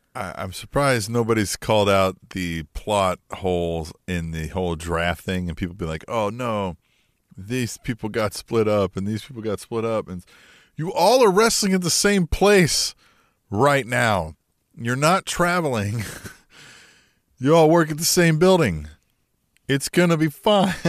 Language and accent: English; United States; We are American